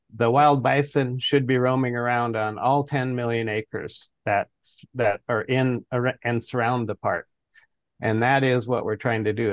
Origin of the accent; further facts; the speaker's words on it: Fort Peck Reservation, northeastern Montana, United States; now in Boise, United States; I come from the Fort Peck, Assiniboine and Sioux Reservation of northeastern Montana.